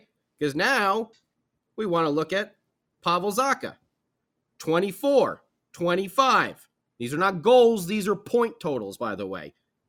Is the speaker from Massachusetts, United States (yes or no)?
no; New Jersey, United States; since I grew up in New Jersey, in South Jersey, in Flyer country